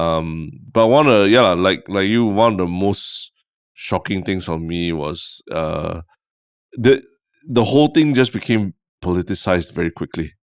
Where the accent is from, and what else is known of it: Singapore